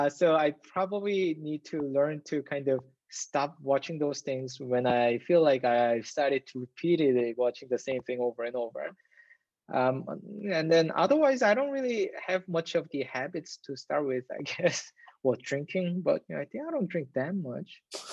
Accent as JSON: {"language": "English", "region": "Seoul", "country": "South Korea", "tie": "born or raised there", "moved": "as an adult", "said": "I was raised in Seoul, which is the capital of Korea."}